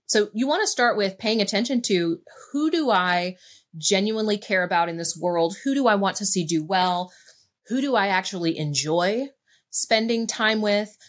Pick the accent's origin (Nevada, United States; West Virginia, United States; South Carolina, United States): West Virginia, United States; I made being from West Virginia mean that I was poor, that I wasn't intelligent enough to figure things out, that I, you know, was just a small town girl